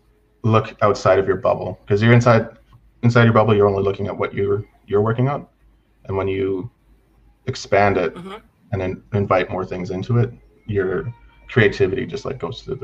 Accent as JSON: {"language": "English", "country": "Canada", "tie": "born or raised there", "also_born_or_lived": "British Columbia", "said": "Yeah, basically I grew up on Takaku Cree Nation under Treaty 6 territory. We jumped around back and forth from like Attack Coop to BC"}